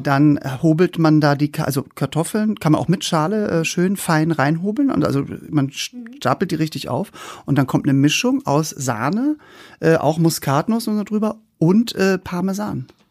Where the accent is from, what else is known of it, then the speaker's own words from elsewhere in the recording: the North, Northern Germany, Germany; Wir kommen ja vom, aus dem Norden